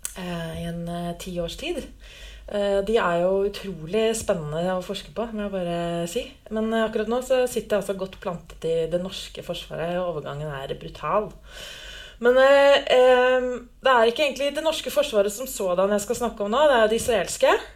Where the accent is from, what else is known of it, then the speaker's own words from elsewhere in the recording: Lillehammer, Innlandet, Norway; Jeg er født og oppvokst på Lillehammer.